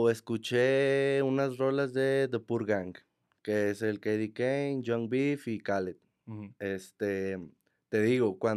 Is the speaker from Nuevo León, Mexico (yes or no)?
yes; Monterrey, Nuevo León, Mexico; Toda mi vida.